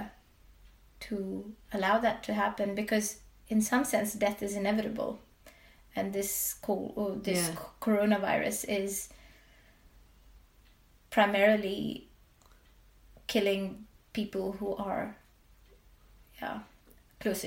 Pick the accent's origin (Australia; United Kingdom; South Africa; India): India; now in Sweden; I grew up in India